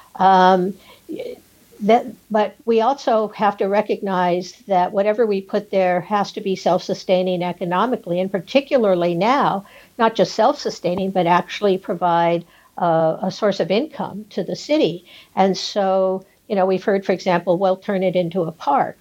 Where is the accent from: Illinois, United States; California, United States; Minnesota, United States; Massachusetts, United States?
California, United States; San Gabriel Valley; now in Santa Monica, United States; I grew up in the San Gabriel Valley